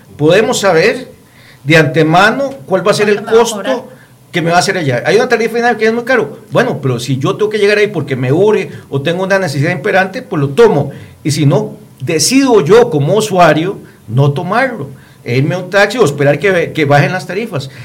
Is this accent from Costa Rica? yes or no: yes; Costa Rica; nosotros como ciudadanos, como costarricenses